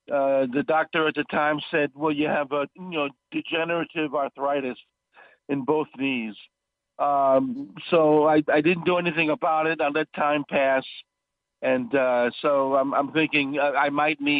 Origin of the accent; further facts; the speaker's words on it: New York City, New York, United States; moved away as an adult; now in Los Angeles, United States; I grew up in Brooklyn, New York.